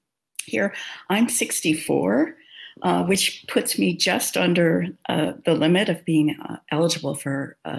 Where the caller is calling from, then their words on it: Phoenix, Arizona, United States; I'm in Phoenix, where we've had about as much of a winter as we ever get here in Phoenix